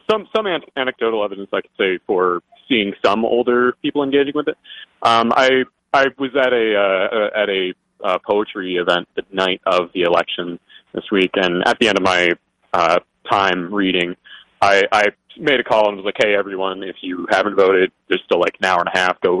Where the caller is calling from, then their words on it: Michigan, United States; from uh, West Michigan.